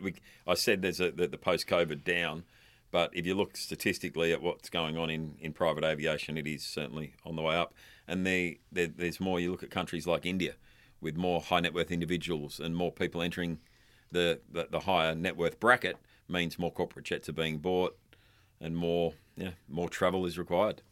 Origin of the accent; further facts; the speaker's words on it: Darwin, Northern Territory, Australia; also born or lived in London; my hometown, uh, or in Darwin, the Northern Territory